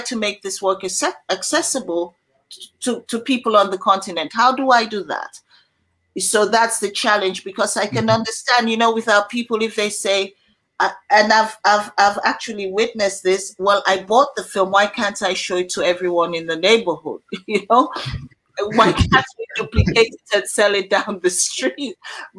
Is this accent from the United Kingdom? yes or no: no; Sierra Leone; my region in Sierra Leone